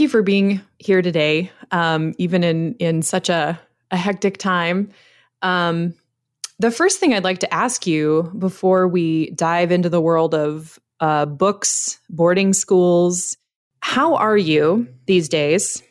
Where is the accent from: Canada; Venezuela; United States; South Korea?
United States; I'm an American